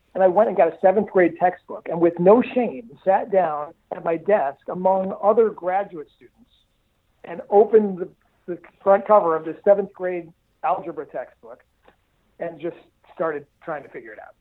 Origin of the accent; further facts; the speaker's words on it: Detroit, Michigan, United States; I grew up in the Detroit area. Um, my dad's a car guy, and so I, I grew up in suburban Detroit